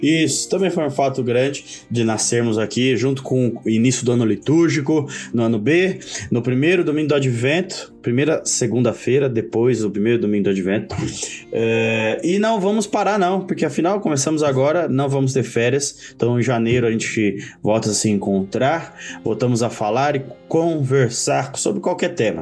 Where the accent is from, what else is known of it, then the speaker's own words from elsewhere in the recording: Poá, São Paulo, Brazil; eu que cresci em Poá